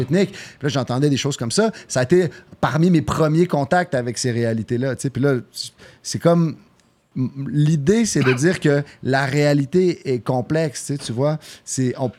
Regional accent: Quebec, Canada; accent: Québécois; je suis né au Québec

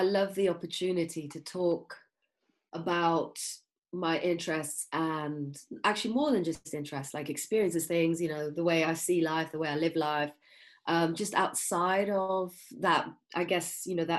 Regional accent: Kenya; I was born in Kenya

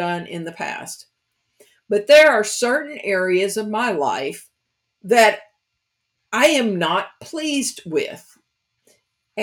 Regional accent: Kentucky, United States; now in New Orleans, United States; I'm from Kentucky, so it's the country girl version of it.

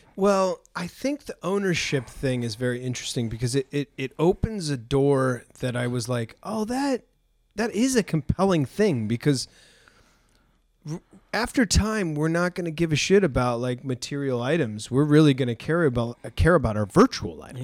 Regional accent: New England, United States; I'm from New England

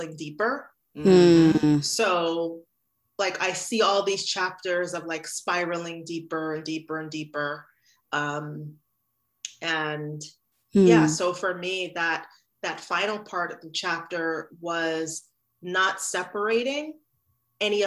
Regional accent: New York City, New York, United States; also born or lived in Haiti; I grew up in Brooklyn, New York

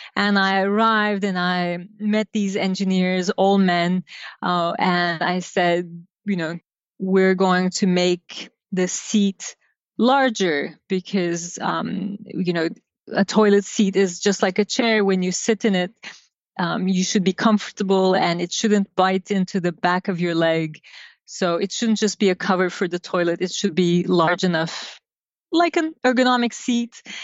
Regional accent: Izmir, Turkey; I grew up in Turkey, uh, in a port city by the name of Izmir, by the Aegean.

